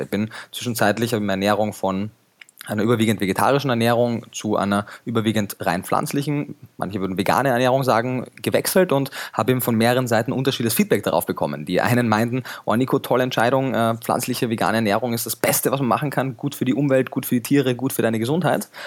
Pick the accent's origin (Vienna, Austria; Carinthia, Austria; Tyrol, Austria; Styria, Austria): Carinthia, Austria; Klagenfurt; moved away as an adult; now in Germany; Ich bin ursprünglich in Kärnten geboren, in Klagenfurt am Wörthersee